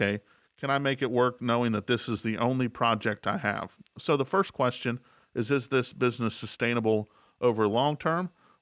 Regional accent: Elkins, West Virginia, United States; the town we were in is a small town I grew up in Elkins, West Virginia.

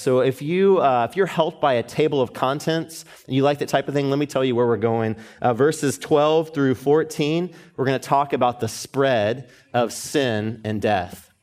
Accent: Atlanta, Georgia, United States; moved away as an adult; now in Dallas, United States; my hometown, Atlanta

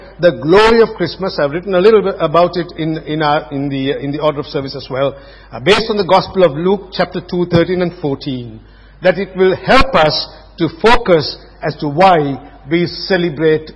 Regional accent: Sri Lanka; moved away; I was growing up in Sri Lanka

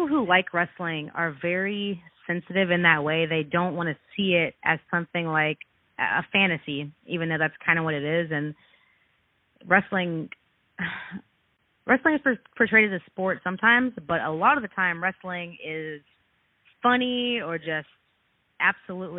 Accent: Texas, United States; I'm actually from Texas

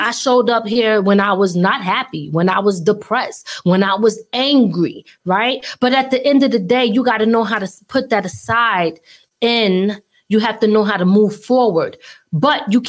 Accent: Philadelphia, Pennsylvania, United States; moved away; I'm originally from Philly

